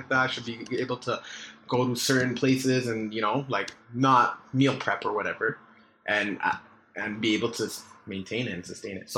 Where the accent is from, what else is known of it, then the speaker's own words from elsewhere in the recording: Canada; I'm very Canadian